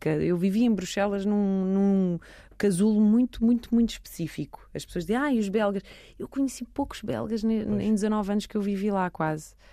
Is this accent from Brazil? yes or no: no; Belgium; born or raised there; moved away as an adult; now in Lisbon, Portugal